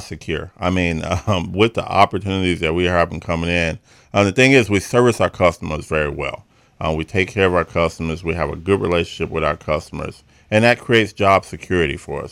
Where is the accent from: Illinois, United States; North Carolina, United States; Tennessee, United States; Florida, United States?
Illinois, United States; Chicago; I was born and raised in Chicago